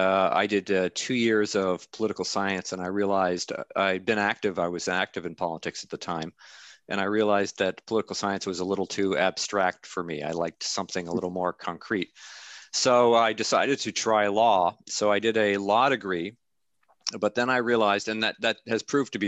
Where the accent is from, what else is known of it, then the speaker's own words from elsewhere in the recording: Canada; moved away as an adult; now in Amherst, United States; I'm Canadian. I'm a Canadian citizen